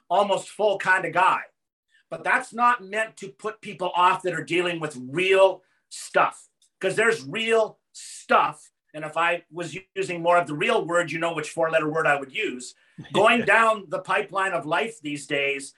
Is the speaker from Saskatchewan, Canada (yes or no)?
yes; Yorkton, Saskatchewan, Canada; Yorkton, Saskatchewan, my hometown